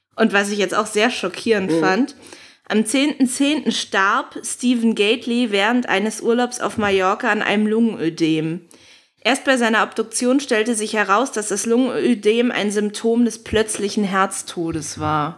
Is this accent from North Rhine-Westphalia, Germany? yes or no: no; Berlin, Germany; als Berlinerin